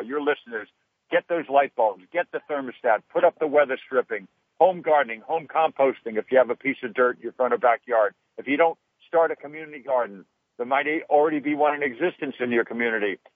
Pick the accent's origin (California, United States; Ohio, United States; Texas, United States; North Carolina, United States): California, United States; Los Angeles; when I was a kid growing up in the San Fernando Valley